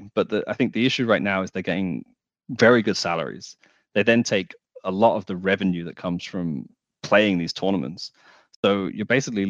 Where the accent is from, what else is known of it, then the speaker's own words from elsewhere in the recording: United Kingdom; I'm British